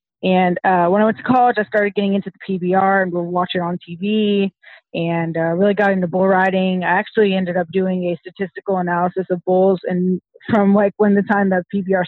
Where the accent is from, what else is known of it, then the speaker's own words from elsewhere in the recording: Colorado Springs, Colorado, United States; I went to high school in Colorado Springs, Colorado.